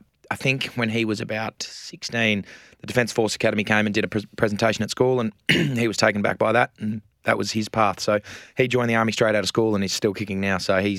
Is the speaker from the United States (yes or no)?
no; Adelaide, South Australia, Australia; born there; I was born in Adelaide. So I was born in Ashford Hospital in Adelaide. Andrew and I were both born there.